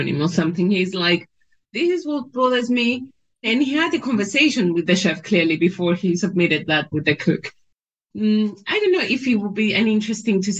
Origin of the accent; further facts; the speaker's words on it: Cyprus; I grew up in Cyprus, which was a former British colony as well